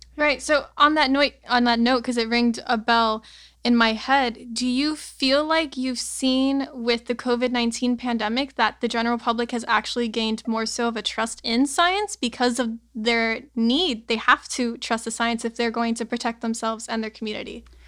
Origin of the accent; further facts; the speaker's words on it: Miami, Florida, United States; growing up in Miami in such a strange place